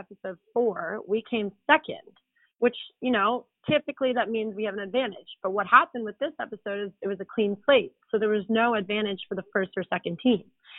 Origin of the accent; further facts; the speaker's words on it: East Coast, Atlantic Canada, Canada; Marie and I grew up on the East Coast.